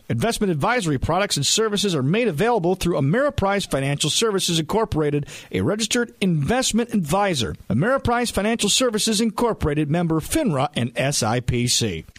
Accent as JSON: {"language": "English", "area": "near Buffalo", "region": "New York", "country": "United States", "tie": "born or raised there", "said": "when I was younger, growing up near Buffalo, I mean, the winters were long."}